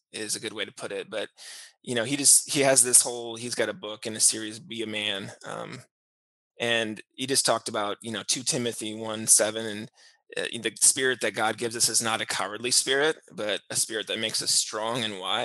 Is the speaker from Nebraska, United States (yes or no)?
yes; Schuyler, Nebraska, United States; also born or lived in Columbus, Nebraska; now in Duncan, United States; I grew up in Schuyler, Nebraska